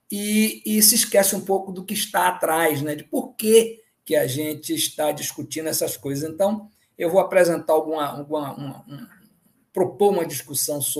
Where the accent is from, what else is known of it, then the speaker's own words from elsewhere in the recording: Northeast Region, Brazil; Eu, como nordestino, fico muito contente